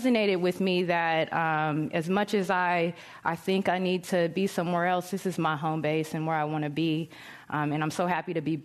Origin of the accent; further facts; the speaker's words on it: San Francisco, California, United States; I'm definitely a Bay kid. I was born at the Presidio when there was a hospital there